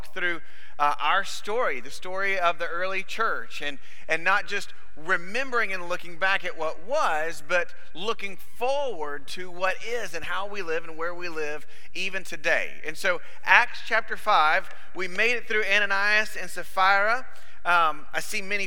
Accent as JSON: {"language": "English", "town": "Ashford", "region": "Alabama", "country": "United States", "tie": "born or raised there", "said": "I was born in a little town called Ashford, Alabama, which was a suburb of Dothan, Alabama, which is just in South Alabama"}